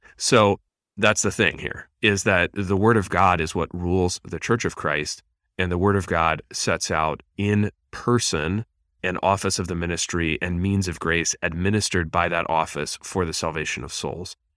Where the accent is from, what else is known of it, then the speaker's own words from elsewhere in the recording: Pennsylvania, United States; I grew up in Pennsylvania